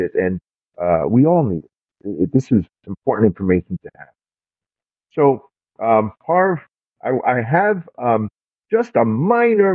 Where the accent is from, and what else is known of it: New York City, New York, United States; born or raised there